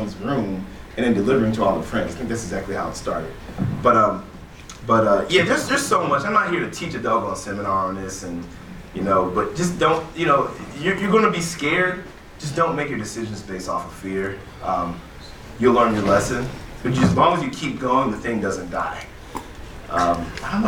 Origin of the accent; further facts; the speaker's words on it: East Cleveland, Ohio, United States; also born or lived in Aurora, Ohio; we moved from East Cleveland, like East 93rd